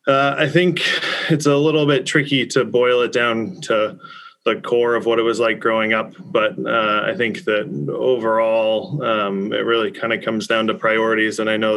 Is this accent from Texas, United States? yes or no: yes; Dallas, Texas, United States; now in Massachusetts, United States; I grew up in Dallas, Texas